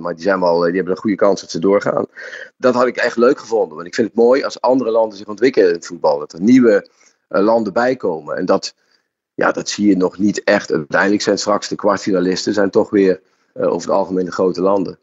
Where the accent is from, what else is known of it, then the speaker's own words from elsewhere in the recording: Netherlands; als Nederlanders zijn we